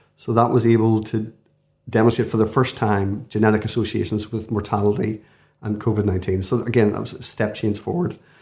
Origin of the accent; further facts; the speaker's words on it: Belfast, Northern Ireland, United Kingdom; moved away as an adult; now in Dublin, Ireland; I'm from Belfast, you can probably tell from my voice